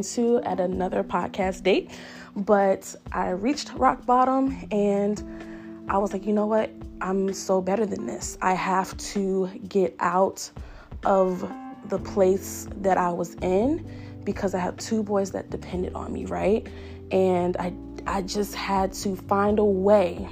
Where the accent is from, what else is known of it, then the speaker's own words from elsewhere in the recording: Richmond, Virginia, United States; I'm from Richmond, Virginia